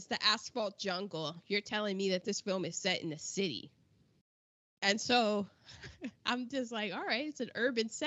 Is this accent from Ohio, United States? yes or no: yes; Cincinnati, Ohio, United States; born or raised there; also born or lived in West Germany